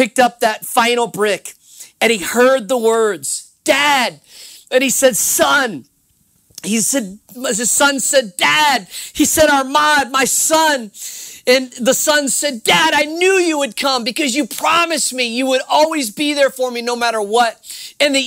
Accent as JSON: {"language": "English", "town": "New Orleans", "region": "Louisiana", "country": "United States", "said": "I'm from New Orleans, Louisiana"}